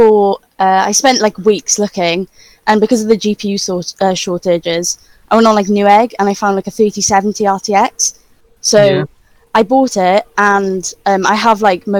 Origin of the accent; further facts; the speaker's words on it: Wales, United Kingdom; I'm from Wales.